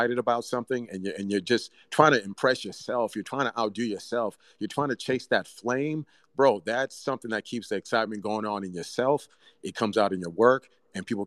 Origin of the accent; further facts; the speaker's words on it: Bay Area, Northern California, United States; English is a second language; I grew up in the Bay Area, Northern California, Oakland, San Francisco